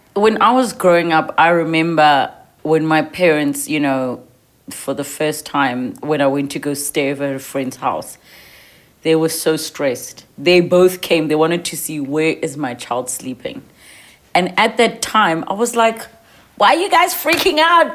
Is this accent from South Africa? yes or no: yes; South Africa; you and I, as young South African women